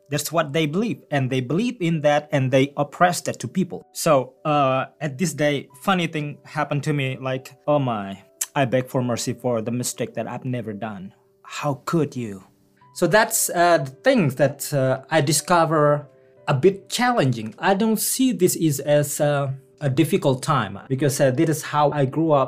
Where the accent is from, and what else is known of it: Bangka Belitung Islands, Indonesia; born or raised there; English is a second language; moved away as an adult; also born or lived in Yogyakarta, Indonesia; now in Newfoundland, Canada